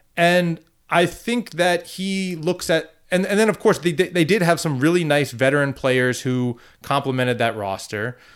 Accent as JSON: {"language": "English", "region": "Northern Virginia", "country": "United States", "said": "I'm from Northern Virginia"}